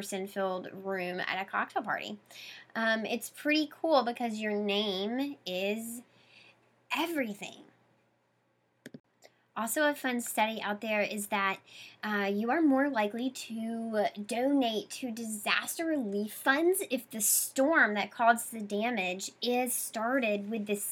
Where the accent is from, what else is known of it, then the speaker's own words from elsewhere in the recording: the South, United States; moved away as an adult; now in Boston, United States; I come from the South. My whole family has double names.